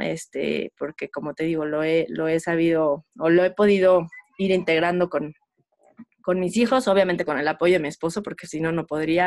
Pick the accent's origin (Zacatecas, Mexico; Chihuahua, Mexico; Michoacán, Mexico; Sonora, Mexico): Michoacán, Mexico; Morelia; moved away as an adult; also born or lived in Mexico City; nosotros somos de Morelia, nos mudamos junto, ya yo ya casada